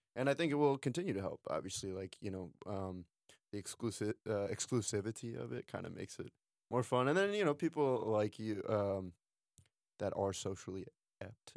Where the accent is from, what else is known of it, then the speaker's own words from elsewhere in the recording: Ohio, United States; now in Philadelphia, United States; I went back to my hometown in Ohio